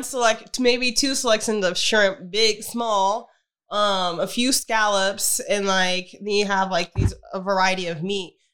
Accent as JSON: {"language": "English", "country": "United States", "said": "as an American"}